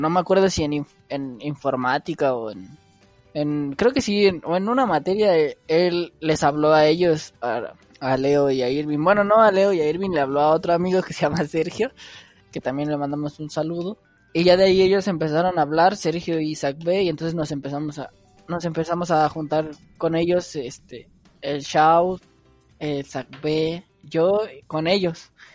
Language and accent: Spanish; Mexico City, Mexico; yo personal soy de Iztapalapa